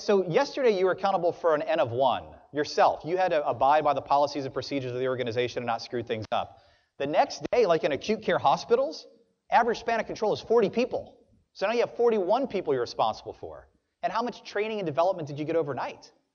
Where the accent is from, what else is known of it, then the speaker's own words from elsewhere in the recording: New Orleans, Louisiana, United States; now in Pensacola, United States; I'm from South Louisiana